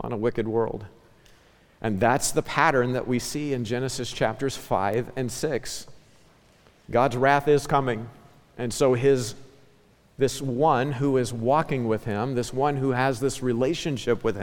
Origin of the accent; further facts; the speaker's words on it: Ozark Mountains, southwest Missouri, United States; I grew up in the Ozark Mountains in southwest Missouri